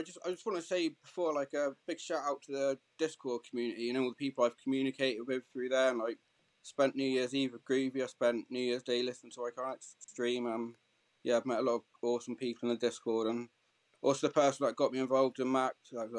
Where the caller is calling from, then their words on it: South West England, United Kingdom; Dorset in the south coast of England.